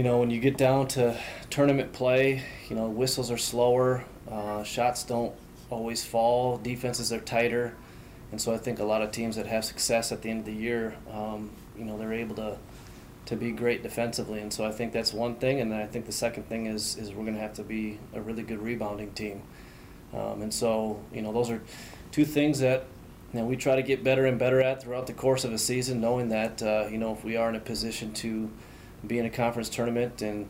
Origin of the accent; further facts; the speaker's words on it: Minneapolis–Saint Paul, Minnesota, United States; I grew up in the Twin Cities, as did my wife